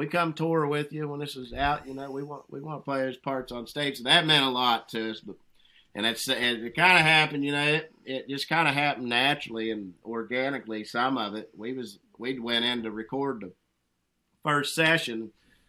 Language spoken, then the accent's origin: English; West Virginia, United States; growing up in these hills and hollers up here